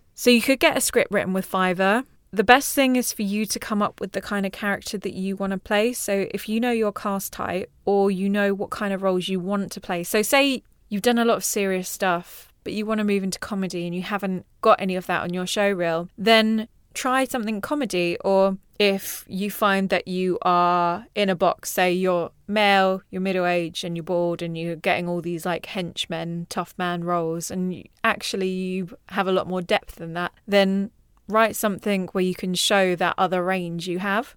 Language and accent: English; Mauritius; I'm from Mauritius